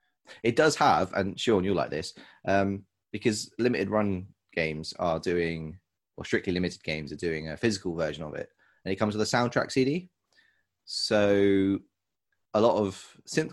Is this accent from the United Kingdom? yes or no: yes; South West England, United Kingdom; I'm from Southwest.